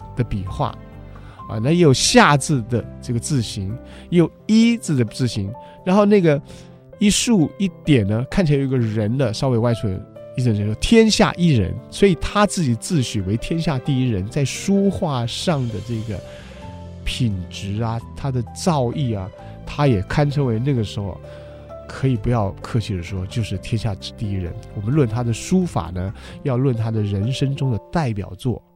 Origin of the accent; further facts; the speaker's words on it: Taiwan; 我们台湾话说办事